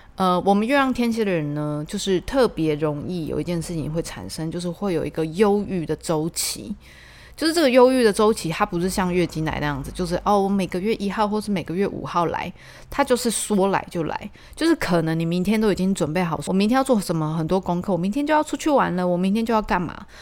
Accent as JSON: {"language": "Chinese", "region": "Tainan", "country": "Taiwan", "tie": "born or raised there", "said": "我以前是住在中西区，就是台南中西区"}